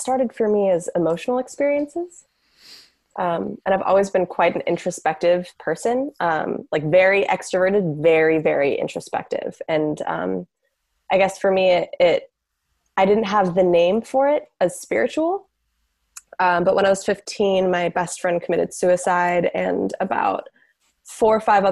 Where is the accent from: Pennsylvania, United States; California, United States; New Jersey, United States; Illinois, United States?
California, United States; San Francisco; also born or lived in Manhattan, New York; I grew up in San Francisco